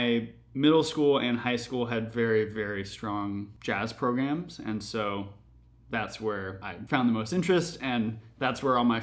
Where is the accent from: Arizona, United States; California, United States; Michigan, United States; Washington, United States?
Washington, United States; Seattle; moved away as an adult; now in New York City, United States; I was born in Seattle, Washington in 1992